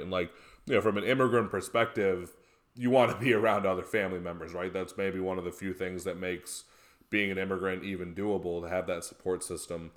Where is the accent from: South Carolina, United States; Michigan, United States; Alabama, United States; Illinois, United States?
Illinois, United States; Naperville; also born or lived in United Kingdom; Naperville, right? Like, pretty idyllic, very nice place to grow up